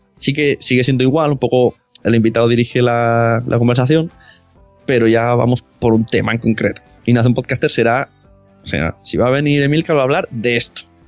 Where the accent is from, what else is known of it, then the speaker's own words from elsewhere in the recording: Catalonia, Spain; mi pueblo es de de Cataluña